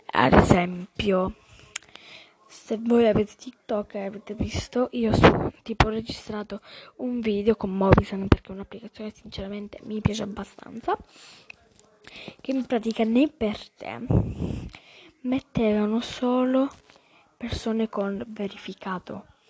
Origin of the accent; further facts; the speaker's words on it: Calabria, Italy; sono della Calabria.